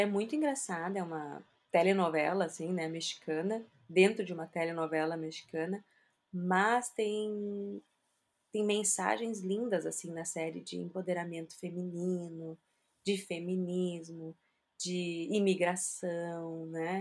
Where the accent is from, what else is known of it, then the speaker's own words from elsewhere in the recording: South Region, Brazil; eu moro aqui no Brasil, sou brasileira, casada com brasileiro